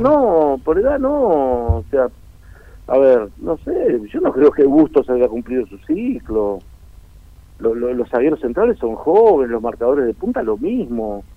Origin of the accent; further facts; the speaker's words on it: Uruguay; moved away; donde yo nací en mi pueblo, en Uruguay